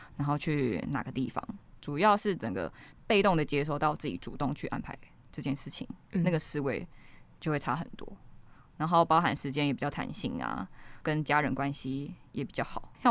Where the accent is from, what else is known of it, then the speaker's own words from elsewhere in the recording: Ruifang, New Taipei, Taiwan; 我就是从小在一个瑞芳淳朴的小镇长大